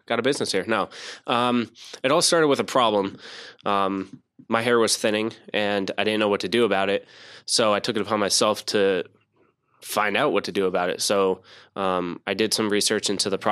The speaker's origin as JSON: {"language": "English", "region": "New Jersey", "country": "United States", "tie": "born or raised there", "also_born_or_lived": "Camp Lejeune, North Carolina", "moved": "as an adult", "lives_now": "North Carolina, United States", "said": "I'm from Jersey"}